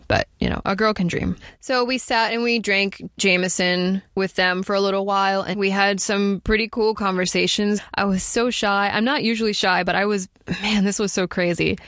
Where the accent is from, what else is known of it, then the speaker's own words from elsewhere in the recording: Miami, Florida, United States; we're from Miami